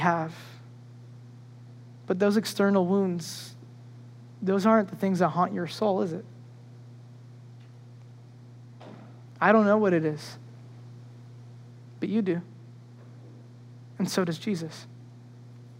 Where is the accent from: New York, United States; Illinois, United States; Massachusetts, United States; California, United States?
New York, United States; when I grew up in New York